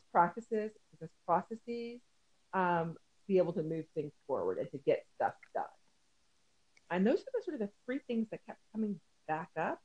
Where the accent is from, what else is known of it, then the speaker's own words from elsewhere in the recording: Tennessee, United States; moved away as an adult; also born or lived in Midwest; I'm originally from Tennessee.